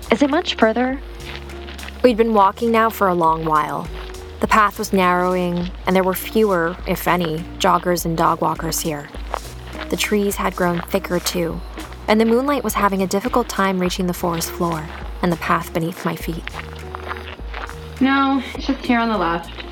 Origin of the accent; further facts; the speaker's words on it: Cleveland, Ohio, United States; I'm from Cleveland.